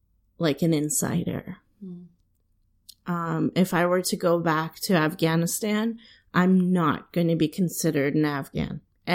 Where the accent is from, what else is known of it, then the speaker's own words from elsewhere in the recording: San Diego, California, United States; now in Washington, D.C., United States; And I say, California. And they say, oh, where are you specifically from? And I say, oh, San Diego.